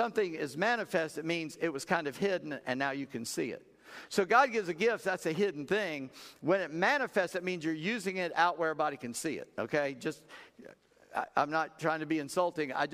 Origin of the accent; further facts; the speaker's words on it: South Carolina, United States; I'm just a redneck from South Carolina